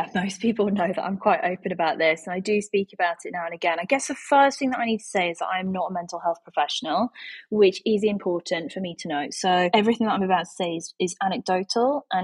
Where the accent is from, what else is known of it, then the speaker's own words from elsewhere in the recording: Yorkshire and the Humber, United Kingdom; I am from Yorkshire in England, in the UK